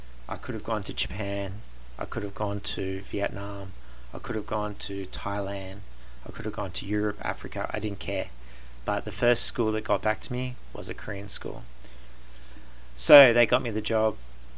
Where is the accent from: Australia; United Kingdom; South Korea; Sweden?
Australia; also born or lived in Canada / Germany; Like I said, I am Australian, but I got to live in Canada for 4 years. I got to live in Germany